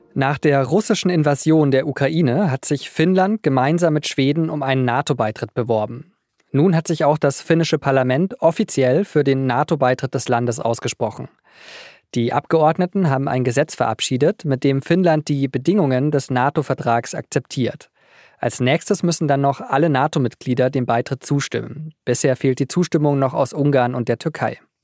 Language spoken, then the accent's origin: German; Munich, Bavaria, Germany; Als Münchner Kindel habe ich schon als kleiner Junge Skifahren gelernt